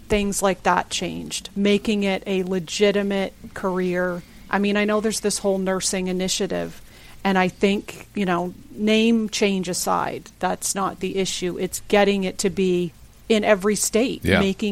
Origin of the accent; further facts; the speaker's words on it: Canada; moved away as an adult; also born or lived in Prince Edward Island; now in New Jersey, United States; even though I was born in Canada, my father's American